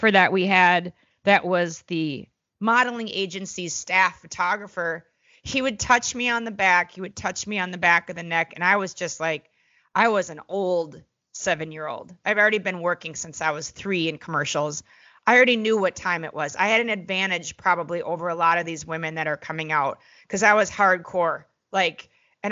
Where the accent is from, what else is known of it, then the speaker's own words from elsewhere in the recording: Minneapolis, Minnesota, United States; I grew up in Minneapolis, Minnesota with a bunch of American Indians